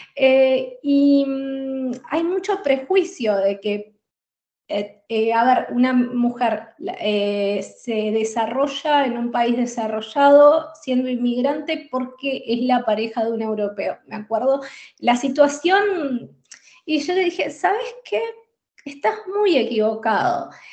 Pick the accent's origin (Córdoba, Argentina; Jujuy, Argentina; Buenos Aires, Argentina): Buenos Aires, Argentina; moved away as an adult; also born or lived in Spain; now in Netherlands; soy de Buenos Aires, de Argentina